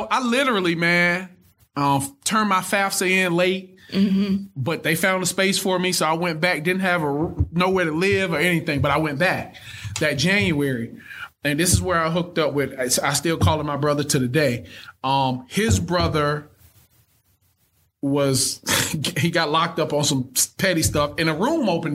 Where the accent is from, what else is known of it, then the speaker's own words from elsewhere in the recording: Thomaston, Georgia, United States; I'm from Thomaston, Georgia. Most people have never heard of Thomaston. It's probably about 8,000-9,000 people total